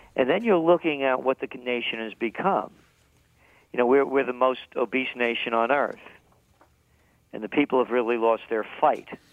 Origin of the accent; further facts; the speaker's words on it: New York, United States; accent: New York; I'm a New Yorker, in case you couldn't tell by the accent